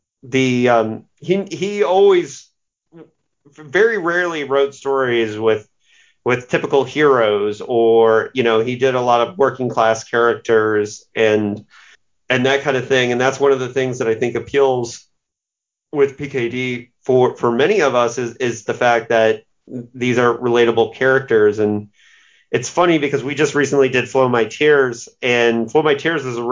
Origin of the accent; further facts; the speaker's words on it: Indiana, United States; my home state of Indiana